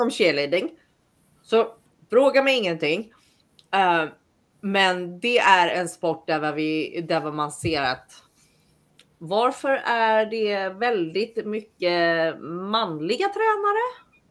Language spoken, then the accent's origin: Swedish; Sweden; moved away as an adult; now in United States; som svensk